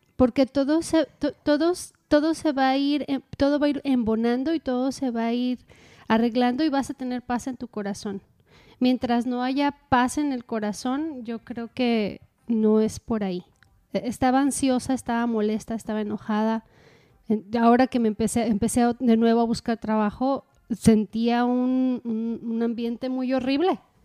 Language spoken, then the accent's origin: Spanish; Mexico; como buena mexicana